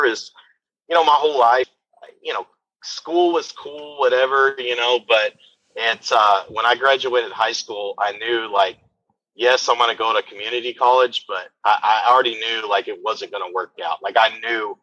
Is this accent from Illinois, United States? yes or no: no; Midland, Texas, United States; I actually grew up in Midland, Texas